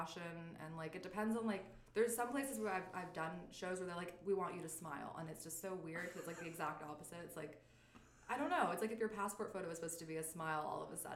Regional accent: San Jose, California, United States; moved away as an adult; now in Canada; I'm from San Jose

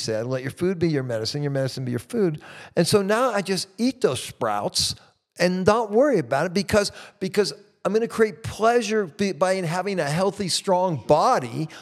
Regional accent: Midwest, United States; moved away; I grew up in the Midwest in America

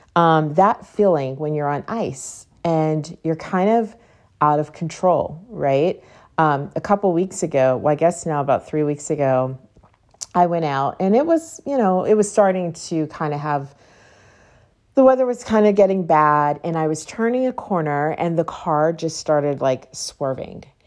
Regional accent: Pittsburgh, Pennsylvania, United States; moved away; I grew up in Pittsburgh, so there are tons of hills

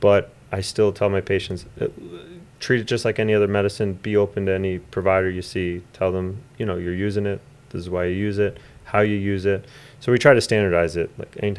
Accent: Forest City, Pennsylvania, United States; Four City, and then what did I do? High school was the former Sacred Heart.

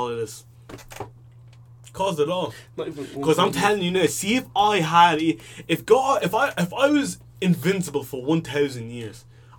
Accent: Ireland; my parents are from Africa but I was born in Ireland.

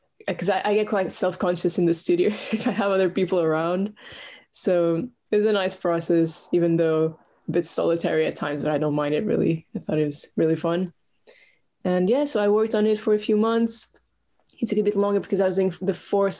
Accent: Portugal; moved away as an adult; now in London, United Kingdom; I'm from Portugal originally, but I've lived in London for the past 5 years

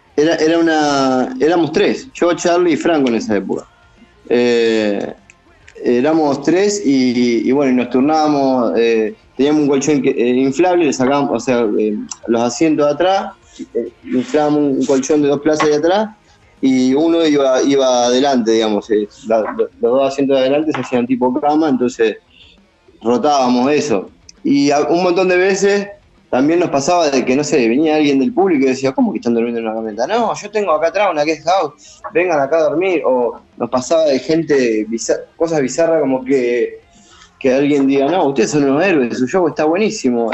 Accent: Argentina; moved away as an adult; also born or lived in Buenos Aires; now in Los Angeles, United States; cuando le dije que era de Argentina

